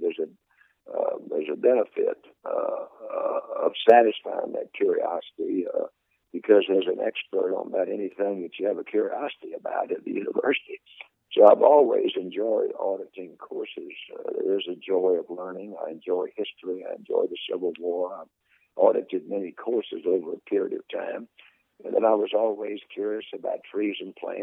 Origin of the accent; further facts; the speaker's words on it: Mobile, Alabama, United States; growing up in Mobile